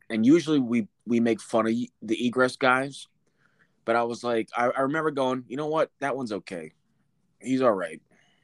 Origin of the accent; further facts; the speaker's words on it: New Jersey, United States; Well, I'm from Jersey